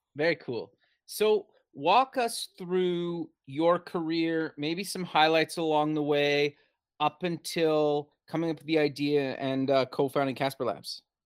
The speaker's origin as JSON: {"language": "English", "country": "Canada", "also_born_or_lived": "Alberta", "said": "I'm actually Canadian as well. I live in Alberta"}